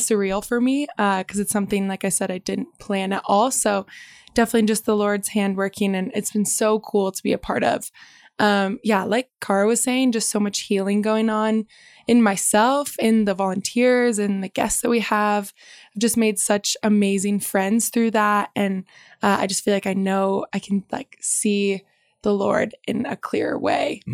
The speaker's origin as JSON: {"language": "English", "town": "Bend", "region": "Oregon", "country": "United States", "tie": "born or raised there", "said": "I was born and raised in Bend"}